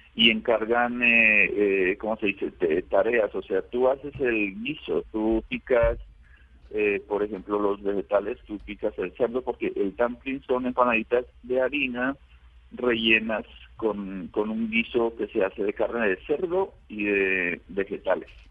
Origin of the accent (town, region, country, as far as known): La Florida, Nariño, Colombia; born or raised there; moved away as an adult; also born or lived in Pasto, Colombia; now in Xiamen, China